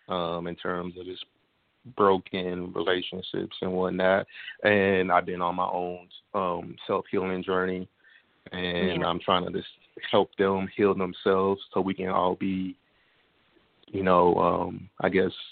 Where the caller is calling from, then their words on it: Kansas City, United States; Kansas City.